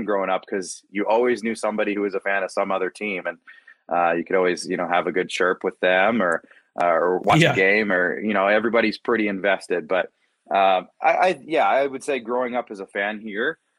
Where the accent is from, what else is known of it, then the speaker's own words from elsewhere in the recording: Moose Jaw, Saskatchewan, Canada; also born or lived in Regina; I grew up in Moose Jaw